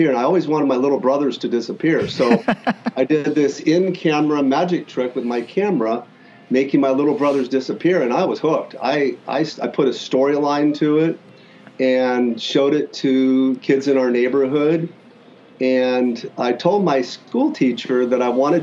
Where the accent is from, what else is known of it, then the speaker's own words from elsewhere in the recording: Klamath Falls, Oregon, United States; So I grew up mostly in Southern Oregon, Klamath Falls